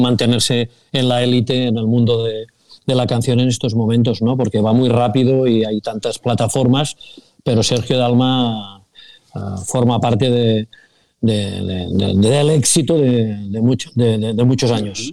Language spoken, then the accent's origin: Spanish; Sabadell, Catalonia, Spain; los que somos de Sabadell